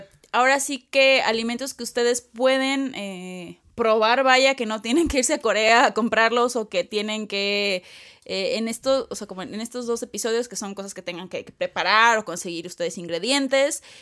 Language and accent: Spanish; Mexico